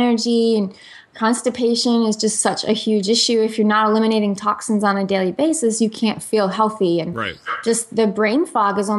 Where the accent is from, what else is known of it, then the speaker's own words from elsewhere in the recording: New Jersey, United States; moved away; I'm from New Jersey originally, and I say I was raised on pizza, pasta, and antibiotics.